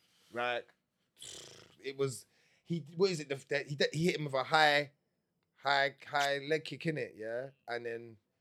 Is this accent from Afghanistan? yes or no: no; Jamaica; I'm Jamaican, bro.